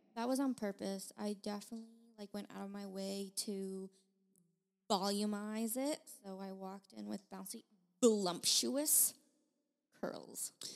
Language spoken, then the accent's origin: English; China; now in United States; I was born in China, and then I got my citizenship